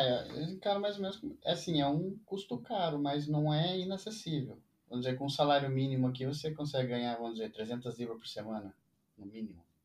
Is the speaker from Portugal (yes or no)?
no; Brazil; moved away as an adult; also born or lived in Italy; Eu saí do Brasil, fui pra Itália, fiquei um tempo lá, fiz meu documento lá na Itália e vim pra cá